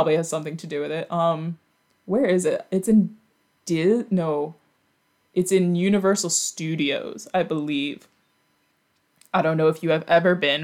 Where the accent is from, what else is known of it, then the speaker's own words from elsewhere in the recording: New York, United States; born and raised in New York